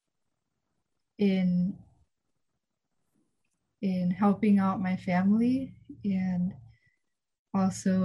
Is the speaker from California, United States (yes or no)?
yes; Fort Bragg, California, United States; also born or lived in Guadalajara, Jalisco, Mexico; So I grew up in Fort Bragg most of my life, and I migrated from Guadalajara, Jalisco, Mexico, when I was only about 11 months old.